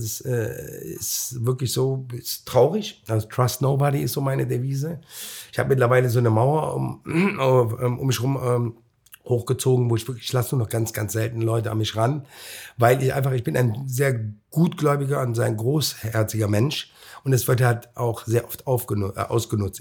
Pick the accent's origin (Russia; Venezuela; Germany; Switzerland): Germany; Cologne, North Rhine-Westphalia; ich bin aus Köln-Mühlheim